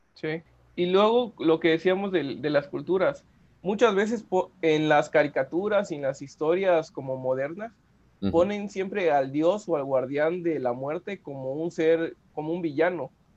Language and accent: Spanish; Mexico; como mexicanos sí celebramos la muerte